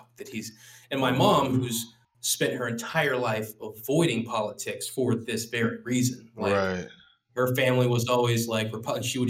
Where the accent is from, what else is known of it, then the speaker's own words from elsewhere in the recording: Louisiana, United States; I grew up in the South